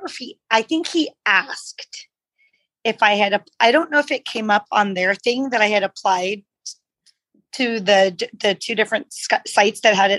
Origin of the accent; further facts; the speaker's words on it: San Antonio, Texas, United States; moved away as an adult; also born or lived in Bay Area; now in Modesto, United States; San Antonio, which is my hometown.